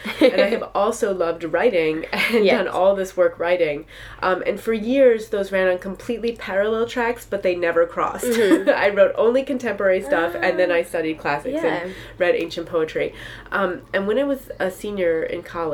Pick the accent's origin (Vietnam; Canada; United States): United States; New York City, New York; I grew up in New York City